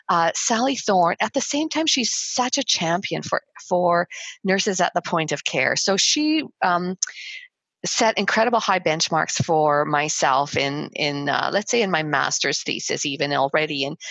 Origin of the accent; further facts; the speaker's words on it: Winnipeg, Manitoba, Canada; I came from Winnipeg.